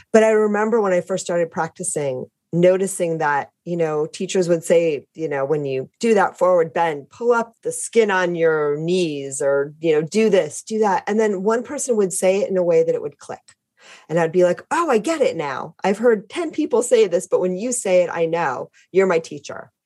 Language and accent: English; Detroit, Michigan, United States; also born or lived in Connecticut; now in San Diego, United States; I'm originally from the Midwest